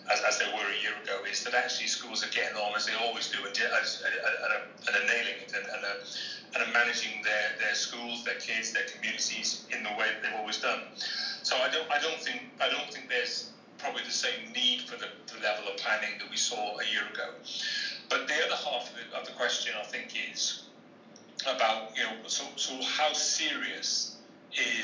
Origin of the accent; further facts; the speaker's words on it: Cardiff, Wales, United Kingdom; I grew up in Cardiff in South Wales.